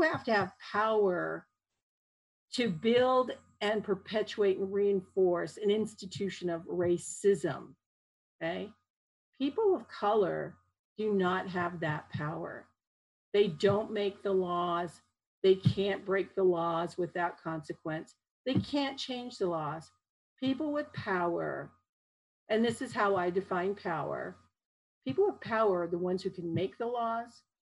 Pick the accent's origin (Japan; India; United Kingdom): Japan; now in Utah, United States; my parents, who are Japanese, we immigrated from Japan. I was born in Japan, came over